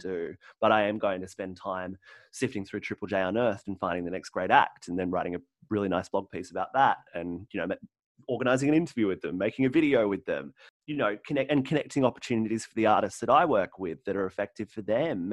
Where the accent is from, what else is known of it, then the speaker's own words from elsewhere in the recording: Central Coast, New South Wales, Australia; the Central Coast, in my hometown